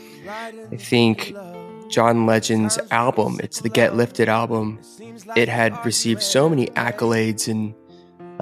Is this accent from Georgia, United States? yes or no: yes; Atlanta, Georgia, United States; moved away as an adult; also born or lived in Boston / Korea; my hometown of Atlanta